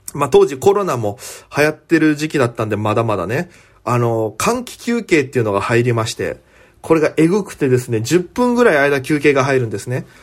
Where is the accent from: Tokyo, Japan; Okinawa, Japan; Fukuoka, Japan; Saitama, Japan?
Okinawa, Japan; Itoman; moved away as an adult; 糸満の米酢、僕もですよ